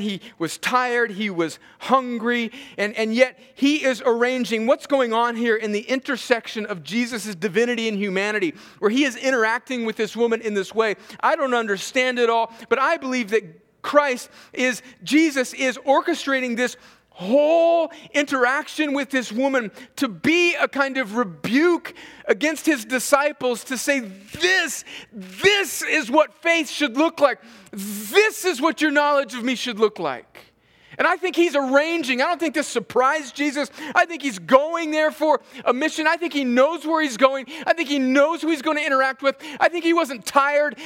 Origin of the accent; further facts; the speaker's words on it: the South, United States; we're from the South